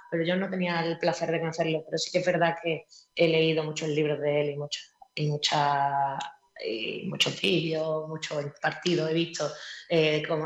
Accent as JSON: {"language": "Spanish", "town": "Málaga", "region": "Andalusia", "country": "Spain", "said": "Como buena malagueña."}